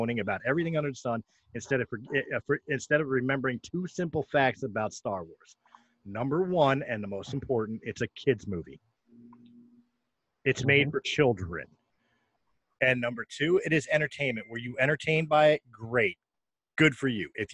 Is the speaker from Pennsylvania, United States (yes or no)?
yes; Philadelphia, Pennsylvania, United States; first language English; born and raised in Philadelphia